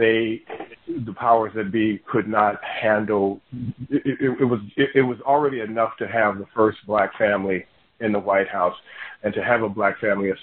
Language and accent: English; Chicago, Illinois, United States; I am from Chicago